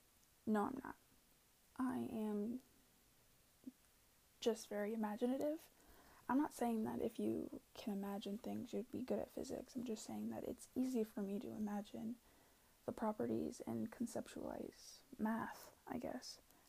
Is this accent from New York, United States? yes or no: no; Pennsylvania, United States; born there; I was born in Pennsylvania and moved across country to the Pacific Northwest.